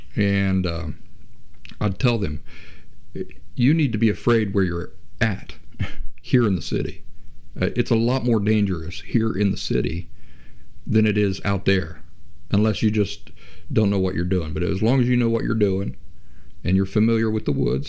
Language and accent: English; Appalachia, United States; I grew up in Appalachia, as I mentioned last week, in the area where West Virginia, Kentucky, and southeastern Ohio meet